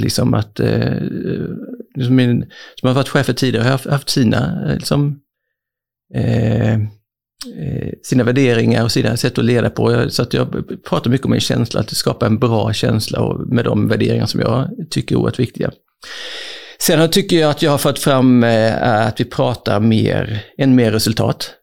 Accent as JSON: {"language": "Swedish", "town": "Växjö", "region": "Kronoberg County", "country": "Sweden", "tie": "born or raised there", "also_born_or_lived": "Malmö / Germany / France / Canada", "said": "jag är faktiskt född i Malmö Eh, men uppväxt i Växjö"}